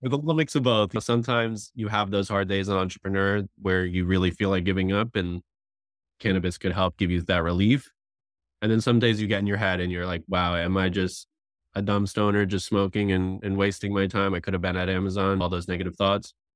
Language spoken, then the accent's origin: English; South Florida, United States; I grew up in South Florida